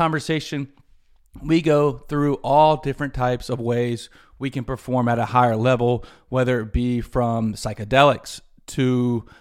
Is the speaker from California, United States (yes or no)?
no; Greenville, South Carolina, United States; my hometown of Greenville, South Carolina